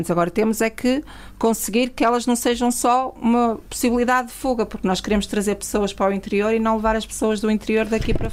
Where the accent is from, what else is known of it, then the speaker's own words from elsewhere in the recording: Mesão Frio, Vila Real District, Portugal; also born or lived in Oeiras / Matosinhos; nasci em Oeiras por circunstância, os meus pais foram para lá trabalhar, depois foram viver para o Porto e Matosinhos, que é, é onde ainda estão, mas quando me perguntam de onde é que eu sou, digo sempre que sou de Mesão Frio.